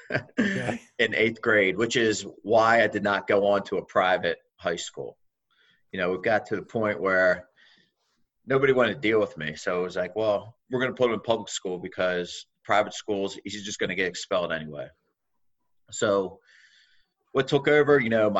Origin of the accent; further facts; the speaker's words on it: Wilmington, Delaware, United States; also born or lived in Newark, Delaware; So I grew up around Wilmington in Newark, Delaware